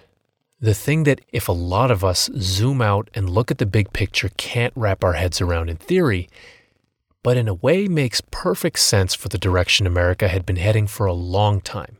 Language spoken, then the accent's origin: English; United States; I'm an American